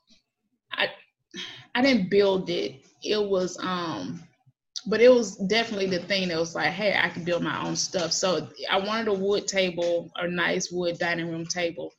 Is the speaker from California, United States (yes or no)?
no; Atlanta, Georgia, United States; I grew up here in Atlanta, mm-hmm. metro Atlanta, like not too far from downtown